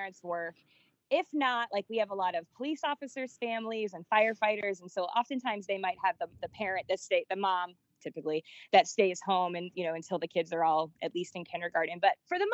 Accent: Naples, Florida, United States; also born or lived in Lee County, Florida; I was born in Collyer County. I'm a true Naples snob

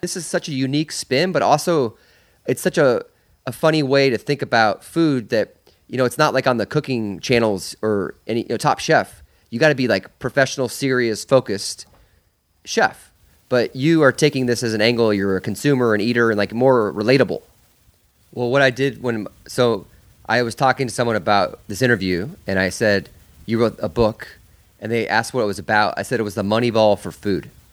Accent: Iowa, United States; moved away; I grew up in Iowa for fifteen years

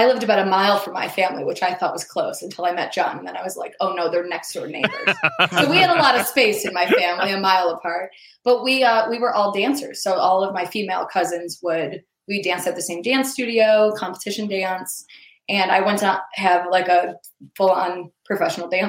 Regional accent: Buffalo, New York, United States; moved away as an adult; also born or lived in Ohio / Las Vegas; now in Los Angeles, United States; I started in Buffalo

